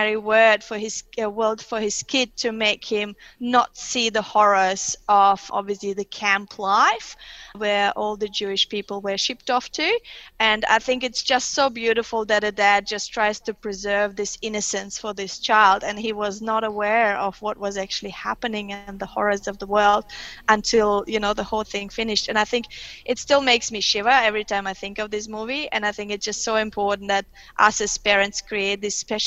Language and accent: English; Kyrgyzstan; first language Russian; English is a second language; also born or lived in Germany; now in Australia; I was born in Soviet Union when it was Russian at that time, so Central Asia, west of China, so Chinese border. So it was very Russian influenced, but there was obviously a bit of Kyrgyz local language.